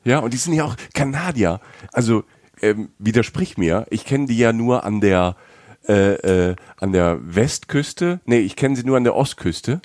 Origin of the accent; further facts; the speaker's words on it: Germany; ich bin aus Deutschland